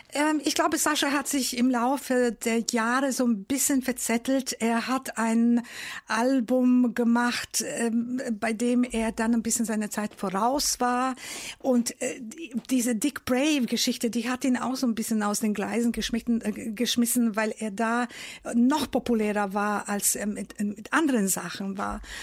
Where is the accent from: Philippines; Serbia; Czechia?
Serbia; Novi Sad, Vojvodina; now in Germany; ich bin in Novi Sad in Serbien groß geworden.